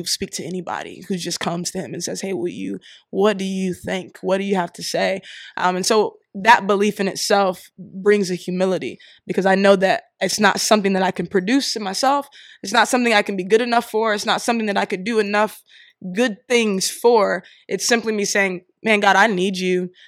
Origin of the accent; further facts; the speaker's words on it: Columbus, Ohio, United States; moved away as an adult; also born or lived in Missouri / Philadelphia, Pennsylvania; now in Pittsburgh, United States; I live in Pittsburgh right now, um, but I was born in Missouri, raised in Columbus, Ohio